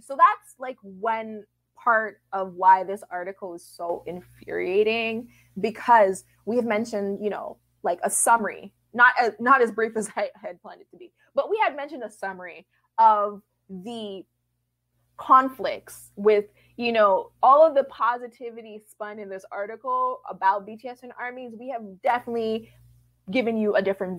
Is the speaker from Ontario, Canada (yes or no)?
yes; Toronto, Ontario, Canada; I'm not a Black person from the United States, but, you know, I'm from Toronto, so I'm fairly close to it